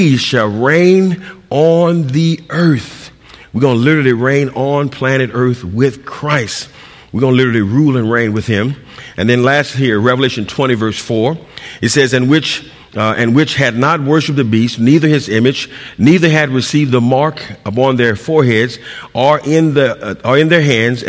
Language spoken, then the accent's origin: English; San Diego, California, United States; I'm from San Diego